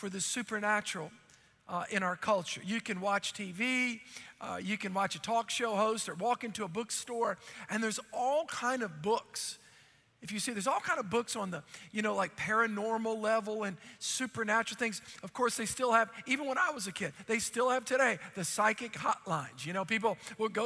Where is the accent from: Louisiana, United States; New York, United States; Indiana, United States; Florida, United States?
Louisiana, United States; New Orleans; I grew up in New Orleans